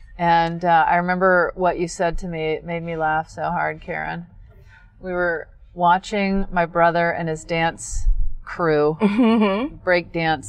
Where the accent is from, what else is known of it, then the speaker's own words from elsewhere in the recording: Pass Christian, Mississippi, United States; moved away; We got married in my hometown in Mississippi on the beach.